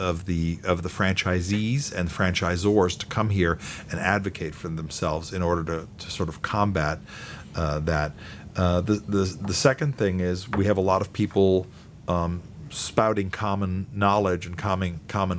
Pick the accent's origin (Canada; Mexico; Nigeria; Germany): Germany; moved away as an adult; now in United States; I grew up in Germany until I was 19 years old before I came to the United States.